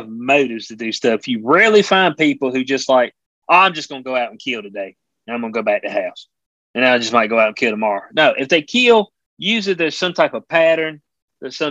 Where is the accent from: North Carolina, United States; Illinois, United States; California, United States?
North Carolina, United States; in North Carolina, my home state